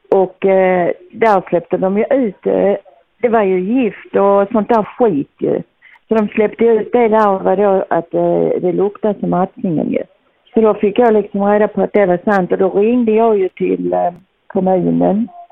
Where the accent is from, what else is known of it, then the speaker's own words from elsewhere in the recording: Teckomatorp, Skåne, Sweden; jag är född i Teckomatorp. Jag har bott här alltid